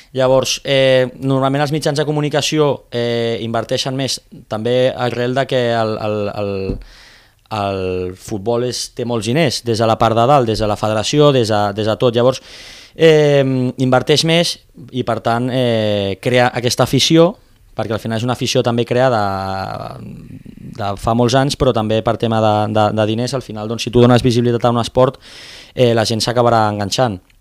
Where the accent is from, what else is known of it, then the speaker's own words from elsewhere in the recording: Premià de Dalt, Catalonia, Spain; now in Tarragona, Spain; jo sóc originari d'un poble de, de Barcelona, de Premià de Dalt